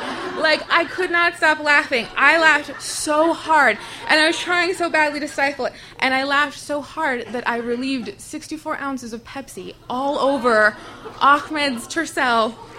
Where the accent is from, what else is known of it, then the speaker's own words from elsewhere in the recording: Tucson, Arizona, United States; I was born and raised in Tucson, Arizona. When I was around 11, I lived in this apartment complex called Christopher City